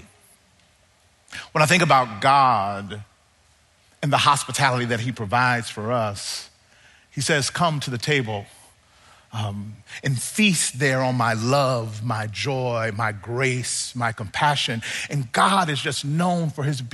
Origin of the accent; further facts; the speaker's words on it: Mississippi, United States; now in Southern California, United States; I live in Southern California now, but I grew up in Mississippi